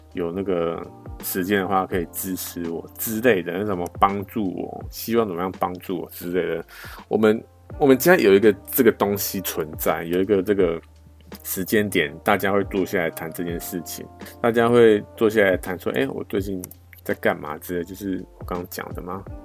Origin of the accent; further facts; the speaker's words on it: Taiwan; 我们台湾人